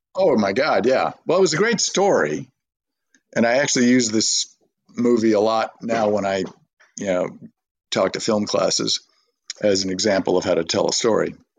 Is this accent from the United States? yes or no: yes; Burbank, California, United States; I grew up in Burbank, California